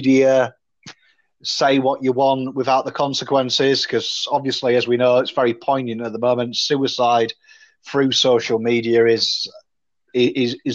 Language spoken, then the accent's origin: English; England, United Kingdom; now in Australia; I come from England